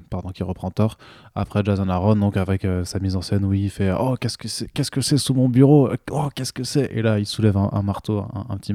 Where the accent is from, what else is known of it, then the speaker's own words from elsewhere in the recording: France; en tant que Français